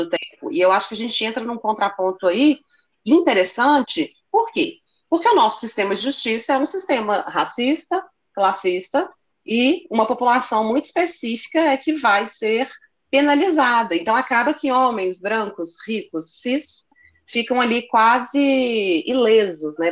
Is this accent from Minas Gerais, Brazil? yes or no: yes; Belo Horizonte, Minas Gerais, Brazil; eu nasci em Belo Horizonte, meus pais nasceram em Belo Horizonte, os meus avós nasceram em Belo Horizonte